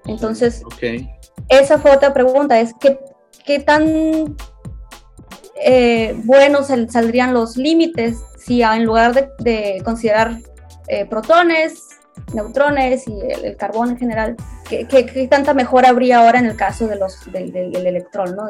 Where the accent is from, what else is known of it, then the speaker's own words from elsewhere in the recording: Hermosillo, Sonora, Mexico; moved away as an adult; now in Tokyo, Japan; originaria de Hermosillo, Sonora